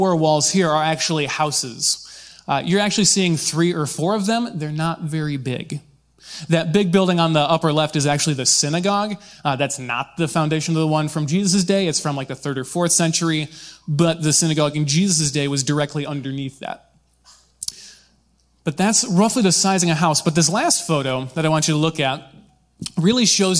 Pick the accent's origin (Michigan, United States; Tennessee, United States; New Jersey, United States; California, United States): Michigan, United States; I grew up in Michigan. We have beautiful white sandy beaches